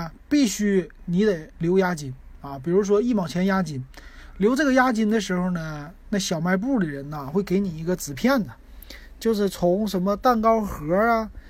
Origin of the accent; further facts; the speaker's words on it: Shenyang, Liaoning, China; 这就是我们沈阳人最经典的以前记得的八王寺汽水瓶子的样子啊。